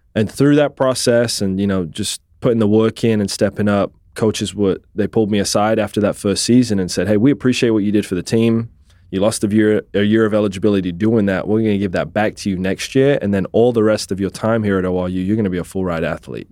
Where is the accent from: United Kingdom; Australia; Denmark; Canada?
United Kingdom; England; moved away as an adult; also born or lived in Scotland; now in Tulsa, United States; I was born in Scotland, raised in England.